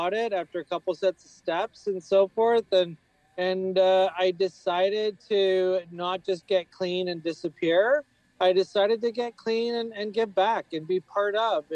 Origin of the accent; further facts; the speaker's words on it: New Westminster, British Columbia, Canada; I come from a community called New West that's got the nickname New West Recovery.